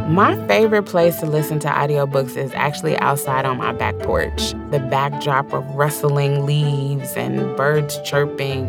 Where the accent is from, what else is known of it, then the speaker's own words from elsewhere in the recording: the South, United States; accent: drawl; I was born and raised in the South.